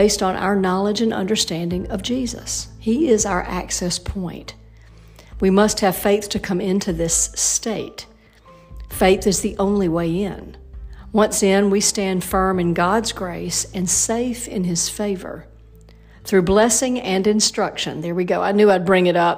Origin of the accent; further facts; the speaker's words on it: Alabama, United States; also born or lived in Indiana; it's Alabama, that's my home state